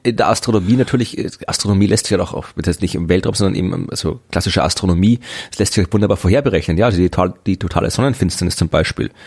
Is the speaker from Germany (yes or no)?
no; Krems an der Donau, Lower Austria, Austria; moved away; meine alte Heimatstadt war, nämlich Krems